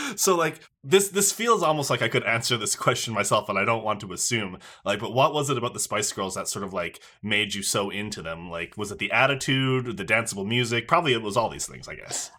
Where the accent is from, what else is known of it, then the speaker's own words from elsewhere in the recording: Newfoundland and Labrador, Canada; moved away as an adult; now in Toronto, Canada; I am also from Newfoundland originally, although I've been up here in Toronto for about